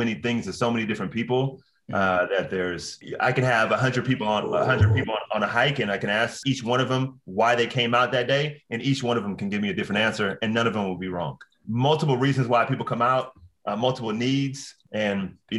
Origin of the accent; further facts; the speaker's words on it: Oakland, California, United States; moved away as an adult; also born or lived in Los Angeles; now in Bay Area, United States; a friend of mine, Joe Scott, which I grew up with in Oakland